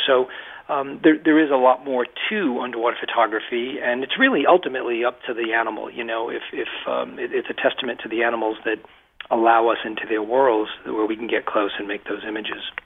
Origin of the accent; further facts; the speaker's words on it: Massachusetts, United States; moved away as an adult; also born or lived in Rhode Island; now in Maine, United States; I spent my entire life uh, in Massachusetts in a little textile mill town about uh, 35 miles west of Boston